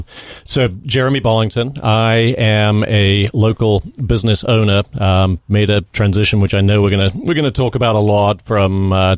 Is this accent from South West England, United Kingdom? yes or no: yes; South West England, United Kingdom; accent: English; also born or lived in New Jersey; But grew up in the rural southwest of England, a county called Somerset, beautiful part of the world, kind of in a very rural environment.